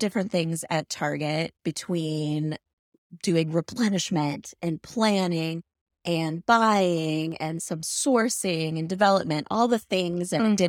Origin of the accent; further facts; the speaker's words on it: Chicago, Illinois, United States; when I grew up in Chicago, my favorite place to visit was the Shedd Aquarium in downtown Chicago